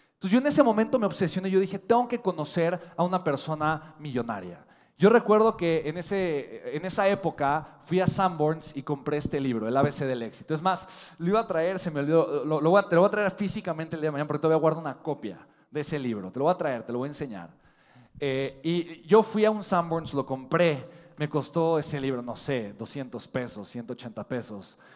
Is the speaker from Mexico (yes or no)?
yes; Mexico; Los mexicanos tenemos potencial, tenemos hambre de crecer